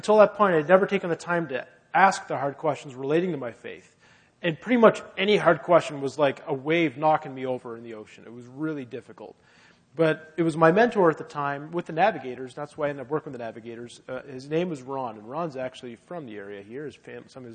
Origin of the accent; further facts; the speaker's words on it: Halifax, Nova Scotia, Canada; And I grew up in Halifax, but my parents are both from Ottawa originally.